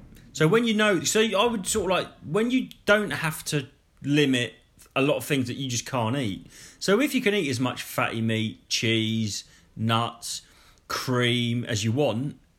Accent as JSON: {"language": "English", "town": "Bury St Edmunds", "region": "East of England", "country": "United Kingdom", "tie": "born or raised there", "said": "I was born in Bury St. Edmunds"}